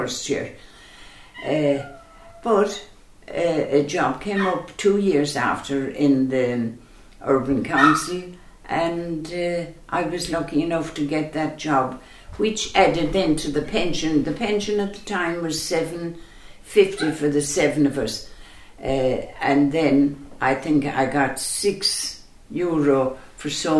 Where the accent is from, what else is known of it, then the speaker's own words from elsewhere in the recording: Charleville, Munster, Ireland; moved away as an adult; now in Listowel, Ireland; I'm from Charleville, County Cork, a lovely, busy town, lovely town to grow up